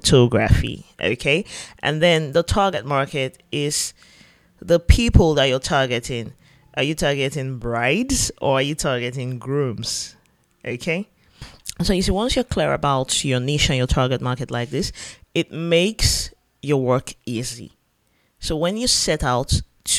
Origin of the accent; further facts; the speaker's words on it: Yenagoa, Bayelsa, Nigeria; here in my home state, Yanagua Bayelsa State.